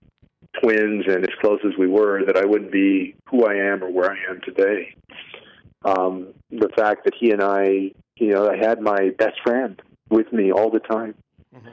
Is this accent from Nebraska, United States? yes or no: no; San Antonio, Texas, United States; moved away as an adult; also born or lived in Bay Area; where I had grown up in San Antonio